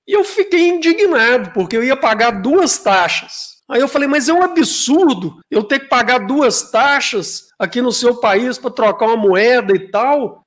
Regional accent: Brazil; sou brasileiro

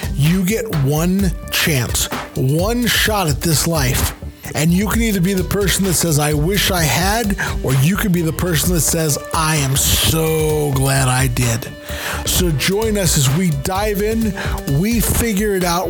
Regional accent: United States; we Americans

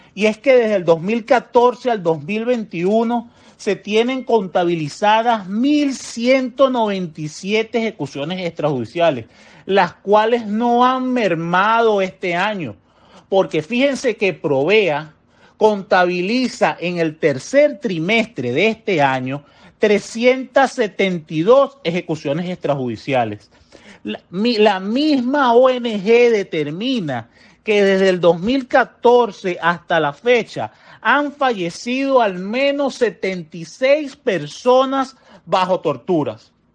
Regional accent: Venezuela; como venezolanos

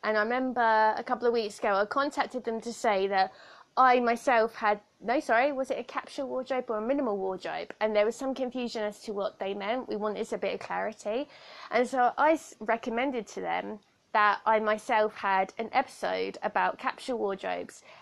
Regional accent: Southampton, South East England, United Kingdom; accent: weird accent; I have a weird accent because I was raised by someone that um, is from like the outskirts of London. I come from Southampton, so our accents are slightly different

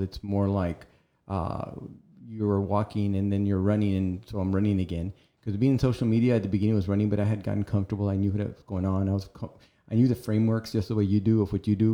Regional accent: Rio Grande City, Texas, United States; I'm originally from Rio Grande City, which is just west of here

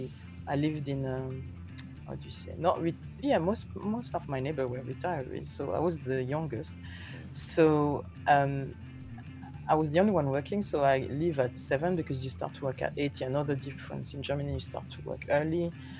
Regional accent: London, United Kingdom; I'm a woman. I came from London.

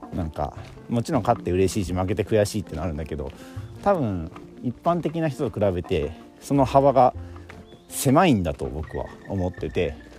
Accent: Kansai, Japan; 僕関西人だからね

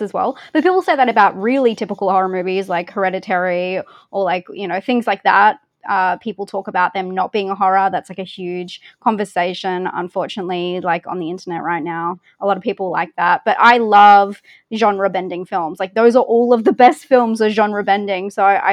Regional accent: Australia; accent: Australian; I say it with my weird Australian accent

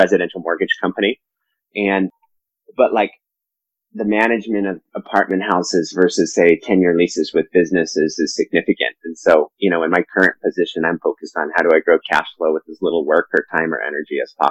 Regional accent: Silicon Valley, California, United States; also born or lived in Colorado; I was born in Colorado, but moved to California before I can remember. I grew up in Silicon Valley

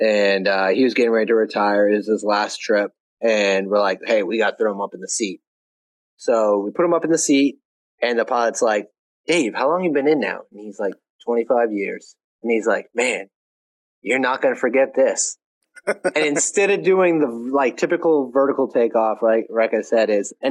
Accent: Maine, United States; moved away as an adult; also born or lived in Alaska; I've been living my life in Maine, which is basically its own country. It's just so isolated from everything else. Half the country doesn't even know it's a state. I say I'm from Maine

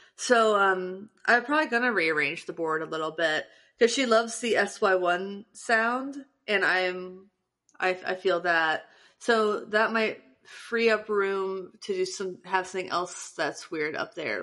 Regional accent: Morrow, Ohio, United States; Morrow, Ohio, which is the tiny ass town that I'm from

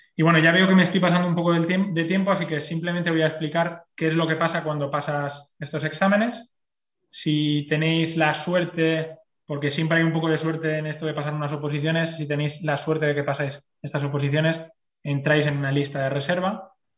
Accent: Spain; moved away as an adult; now in Brussels, Belgium; la gente que venimos de España

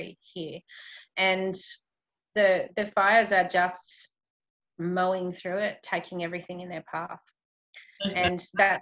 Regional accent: Australia; as an Australian

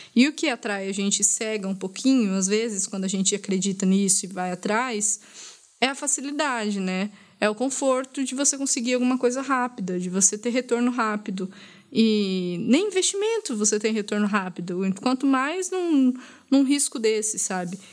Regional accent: Brazil; como brasileira

